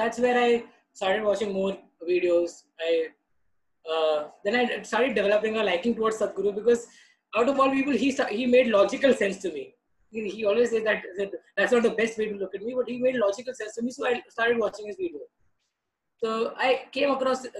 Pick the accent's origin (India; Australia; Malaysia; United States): India; Mumbai, Maharashtra; I was born and brought up in Mumbai